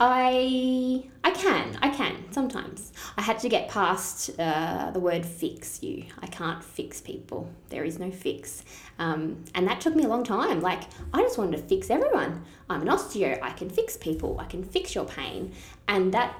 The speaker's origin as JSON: {"language": "English", "town": "Shepparton", "region": "Victoria", "country": "Australia", "tie": "born or raised there", "also_born_or_lived": "Melbourne / Adelaide", "said": "I was born in Melbourne, actually, and I moved here when I was 2. So I basically am. Shepparton raised. I was here through all primary school and high school"}